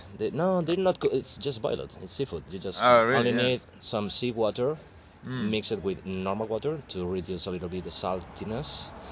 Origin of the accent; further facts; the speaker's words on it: Galicia, Spain; I'm from Galicia, which is a coast area in Spain